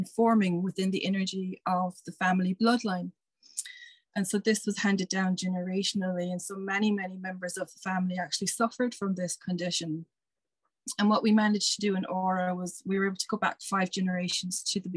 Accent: Ireland; as an Irish person

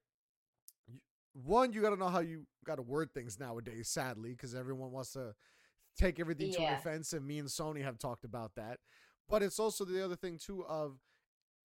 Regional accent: United States; I'm American, Colombian American.

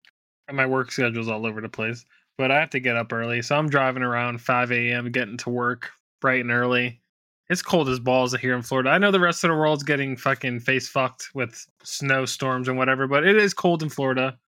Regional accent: United Kingdom; I'm either going BMW M5 competition or the Corvette Z06, because I'm British.

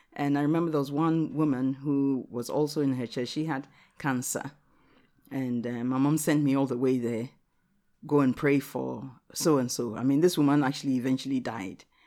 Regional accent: Ghana; English is a second language; now in Watford, United Kingdom; I'm a Ghanaian

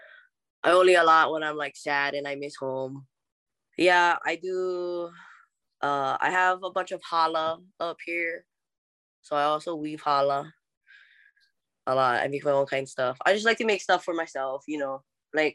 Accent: Hakipuʻu, Hawaii, United States; accent: Hawaiian; moved away as an adult; also born or lived in Idaho / Moab, Utah; I'm not just from Hawaii

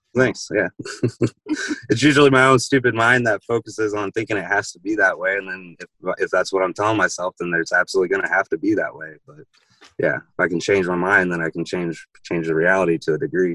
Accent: Jacksonville, Illinois, United States; moved away; I'm from Jacksonville, Illinois, which is near Springfield, Illinois, about three three hours from here

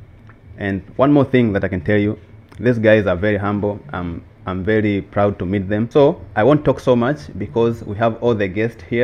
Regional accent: Makete, Njombe, Tanzania; I'm from the south of Tanzania, so there's a region called Makete.

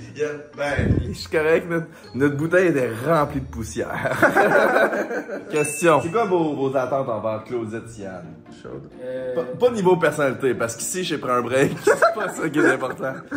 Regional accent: Quebec, Canada; on vient de Québec

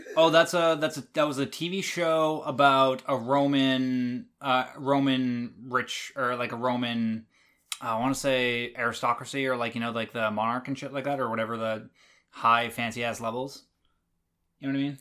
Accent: Canada; I've lived in Canada my entire life

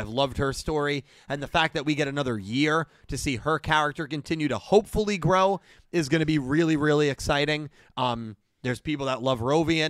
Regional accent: United States; Well, I am an American.

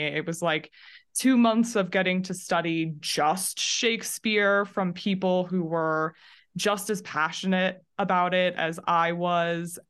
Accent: Sandy and Draper, Utah, United States; I was born and raised in two kind of Well, they're not small anymore, but when I grew up in them, they were super small towns called Sandy and Draper, Utah

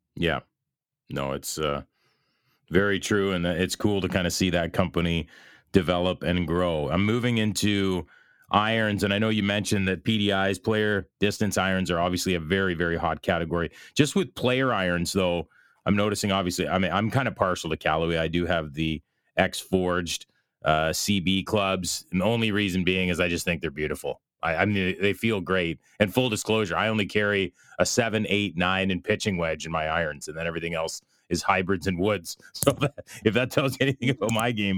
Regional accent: Belleville, Ontario, Canada; here in my hometown of Belleville, Ontario, Canada

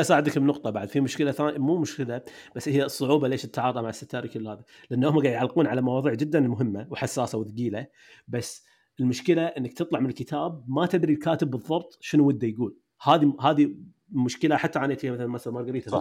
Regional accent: Kuwait; أنت والقفاص وأنا كويتيين

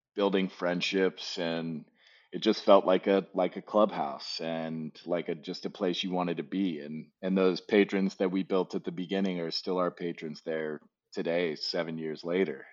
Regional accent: Arizona, United States; moved away as an adult; I grew up in uh, in the Southwest in Arizona

